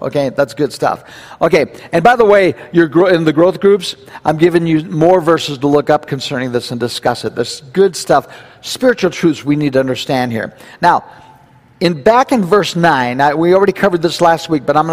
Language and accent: English; United States; we're Americans.